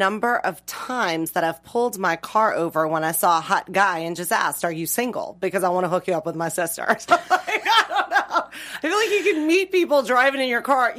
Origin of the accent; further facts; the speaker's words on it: the South, United States; I'm from the South.